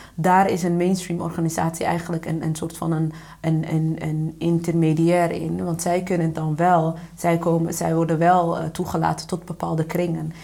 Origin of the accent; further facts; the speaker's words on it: Winschoten, Groningen, Netherlands; ik ben opgegroeid in Oost-Groningen, uh, Winschoten